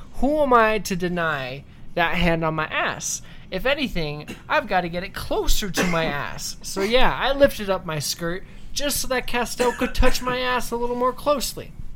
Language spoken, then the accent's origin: English; Northern Virginia, United States; now in Utah, United States; I come from the DMV. I come from Northern Virginia